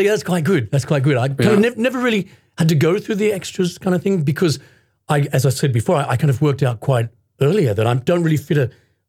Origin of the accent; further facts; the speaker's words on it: Sydney, New South Wales, Australia; moved away as an adult; now in Japan; I was born in Sydney in Australia.